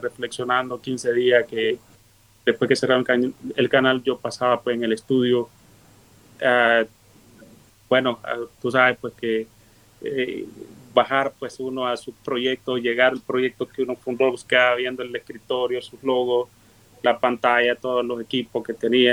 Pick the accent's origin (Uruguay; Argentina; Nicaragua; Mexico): Nicaragua; Río Blanco, Matagalpa; moved away as an adult; now in United States; dejar mi pueblo donde hice una vida pues eh, periodísticamente hablando y construí un sueño de tener mi propio canal, de venir desde niño luchando